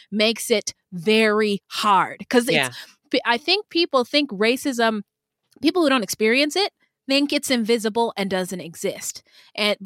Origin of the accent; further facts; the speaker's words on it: Pacific Northwest, United States; I was a fat little black girl growing up in the Pacific Northwest